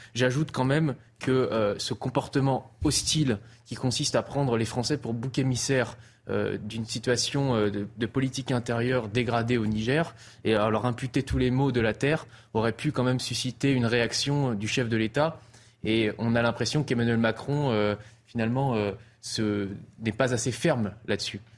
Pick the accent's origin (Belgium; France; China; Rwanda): France; Nantes, Pays de la Loire; je suis nantais